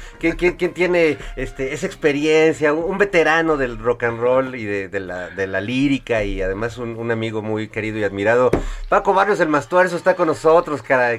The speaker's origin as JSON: {"language": "Spanish", "country": "Mexico", "said": "músicos este mexicanos"}